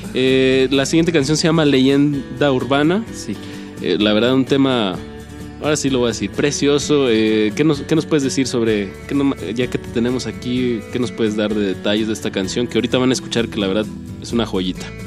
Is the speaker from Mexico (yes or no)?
yes; Torreón, Coahuila, Mexico; yo soy de Torreón